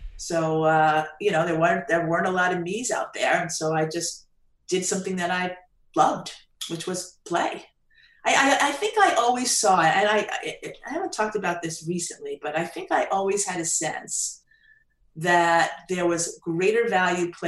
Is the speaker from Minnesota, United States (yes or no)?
no; Long Island, New York, United States; I grew up in Long Island.